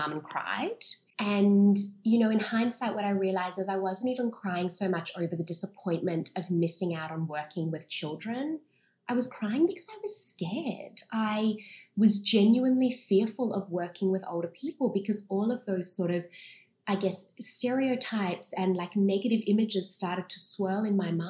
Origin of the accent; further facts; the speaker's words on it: Sydney, New South Wales, Australia; I was born and raised in Sydney